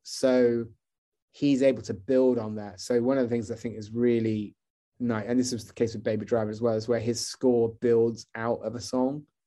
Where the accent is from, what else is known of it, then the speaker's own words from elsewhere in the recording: Wells, South West England, United Kingdom; moved away as an adult; also born or lived in London; I grew up in Wells